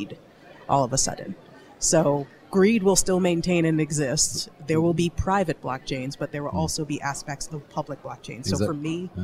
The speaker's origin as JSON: {"language": "English", "country": "United States", "said": "as an American"}